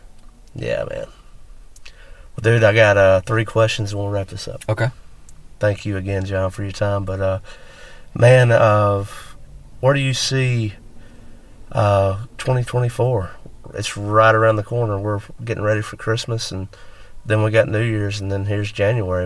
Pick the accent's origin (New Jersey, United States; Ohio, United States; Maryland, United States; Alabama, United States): Alabama, United States; West; moved away as an adult; now in Mississippi, United States; I grew up in West Alabama, and now I've spent a majority of my late twenties and all my thirties in Mississippi